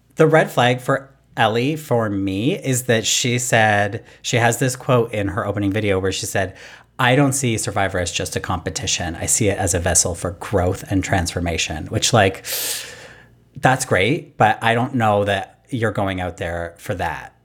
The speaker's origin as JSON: {"language": "English", "country": "Canada", "said": "I'm Canadian"}